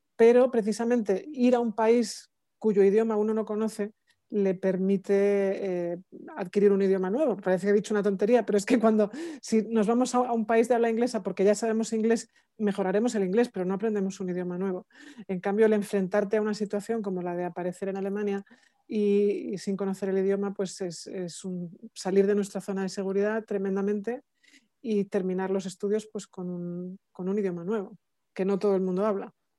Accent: Spain; now in Germany; soy la vicerectora de la universidad, soy española

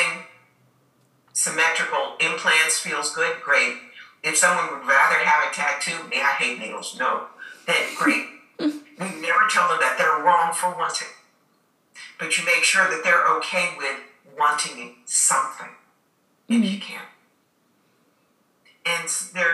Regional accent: United States; I'm an American

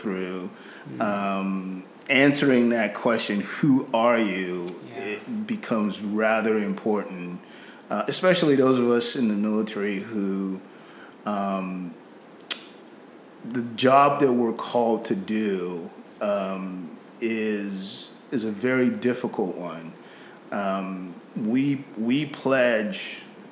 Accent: Nigeria; accent: British Nigerian; moved away as an adult; now in United States; I grew up in Nigeria. I came back to the U.S. after my 18th birthday.

